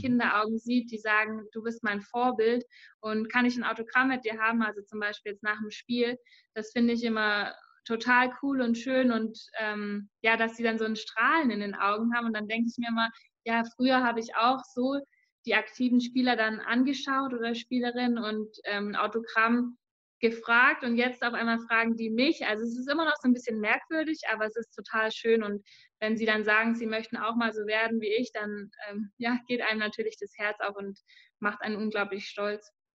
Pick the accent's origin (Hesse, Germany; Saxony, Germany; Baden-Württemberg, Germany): Baden-Württemberg, Germany; Ratzenried; ich komme aus Ratzenried, von der sozusagen Kuhweide habe ich Fußball gespielt